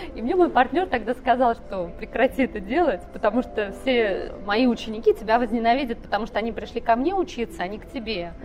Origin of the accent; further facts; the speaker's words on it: Ivanovo, Ivanovo Oblast, Russia; moved away as an adult; also born or lived in Texas; я из Иванова